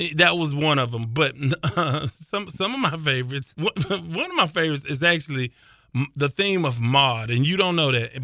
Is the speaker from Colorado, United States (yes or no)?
no; South Park, Texas, United States; I grew up in South Park